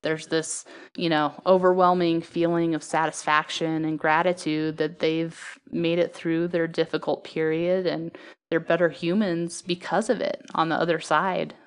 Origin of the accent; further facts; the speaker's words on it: Salt Lake City, Utah, United States; moved away; I grew up in Salt Lake City, Utah